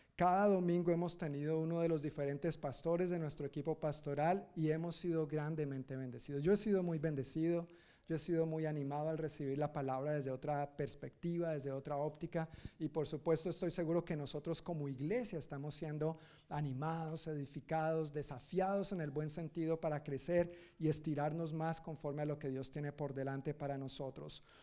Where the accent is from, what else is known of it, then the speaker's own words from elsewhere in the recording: Colombia; now in United States; Yo soy colombiano, según mi cultura y mi familia y mi crianza